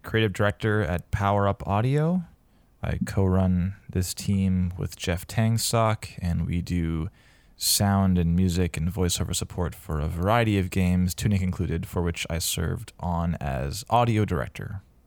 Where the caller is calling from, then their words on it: Vancouver, British Columbia, Canada; I am calling in from Vancouver, British Columbia